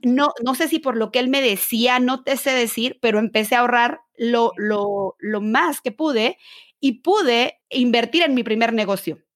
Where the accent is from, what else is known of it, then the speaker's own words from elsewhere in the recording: Mexico; yo que soy mexicana